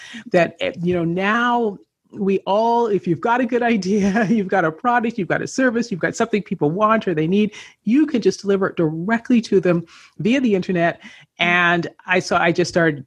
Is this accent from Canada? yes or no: yes; Canada; moved away as an adult; also born or lived in Los Angeles, United States; I grew up in Canada.